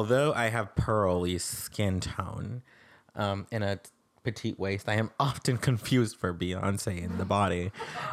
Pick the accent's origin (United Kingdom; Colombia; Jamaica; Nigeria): Colombia; now in United States; I am 22, and I come from Colombia. I'm so happy to be in America.